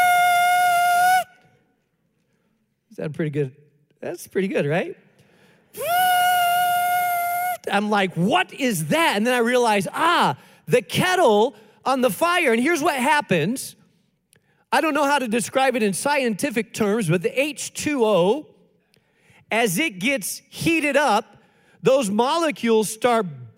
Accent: Spain; moved away; I grew up in Spain

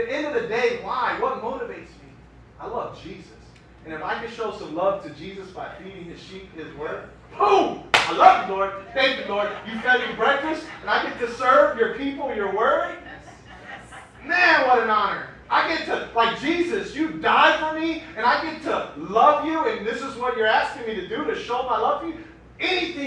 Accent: Miami, Florida, United States; now in Chicago, United States; the streets I grew up on.

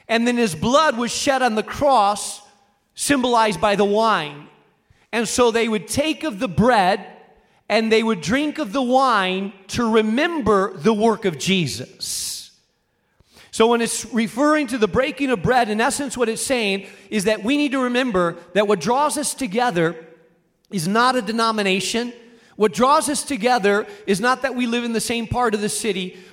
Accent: Rubena, Castile and León, Spain; moved away; I grew up in Spain in a small town in northern Spain called Rubena

